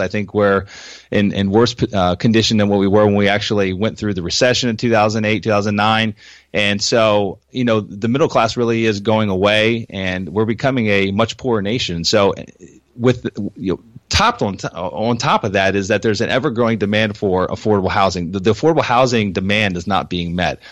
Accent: Pennsylvania, United States; moved away as an adult; now in Florida, United States; I moved down to Florida from Pennsylvania, where I was raised

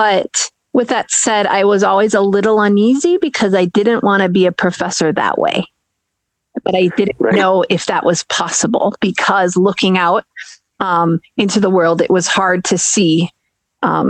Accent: Minnesota, United States; I grew up in Minnesota

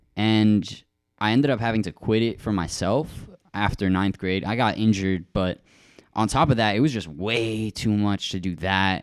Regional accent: Rochester, New York, United States; moved away; That's actually where Joey and I were both born.

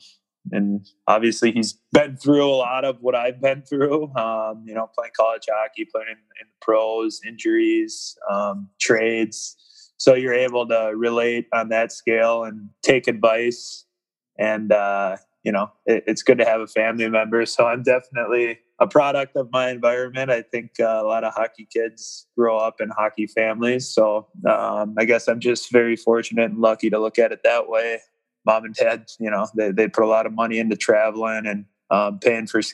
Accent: Minnesota, United States; born or raised there

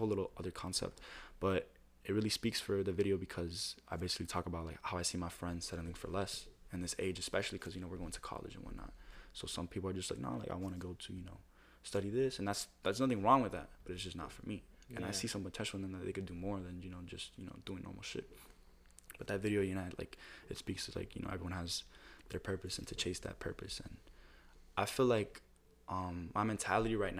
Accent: Miami, Florida, United States; I think I'm from Miami

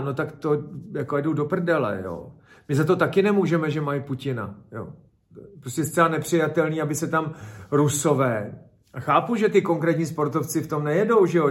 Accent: Czechia

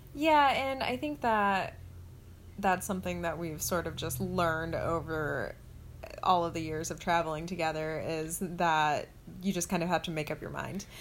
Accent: the South, United States; also born or lived in Orlando; now in Buffalo, United States; I'm from the South.

